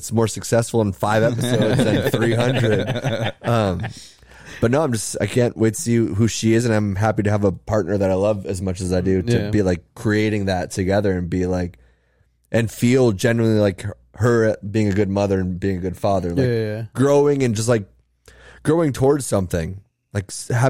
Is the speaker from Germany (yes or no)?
no; Seattle, Washington, United States; I'm from Seattle.